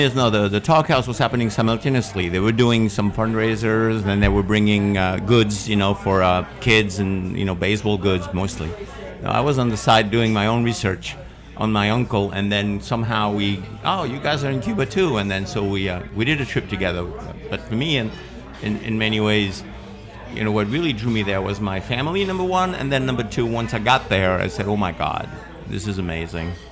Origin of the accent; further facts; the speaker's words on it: Spain; moved away; I was born in Spain